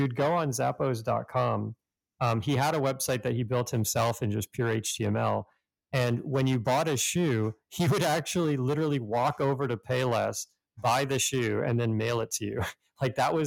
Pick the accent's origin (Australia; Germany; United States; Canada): Canada; growing up in Canada